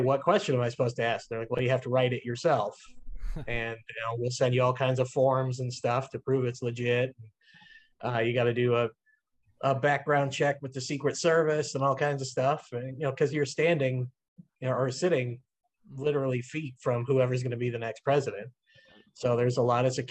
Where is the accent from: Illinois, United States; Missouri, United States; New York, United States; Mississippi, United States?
Illinois, United States; Granite City; also born or lived in Belleville, Illinois; my hometown of Granite City